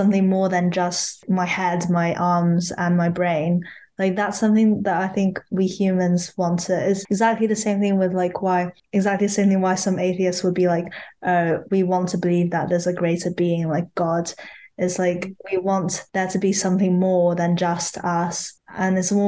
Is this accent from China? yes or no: yes; China; moved away; I grew up in China, and China's pretty religionless